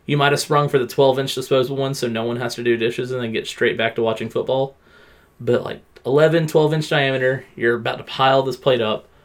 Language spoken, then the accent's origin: English; the South, United States; growing up in the South, there's always the people that call stuffing dressing, the people that call dressing stuffing.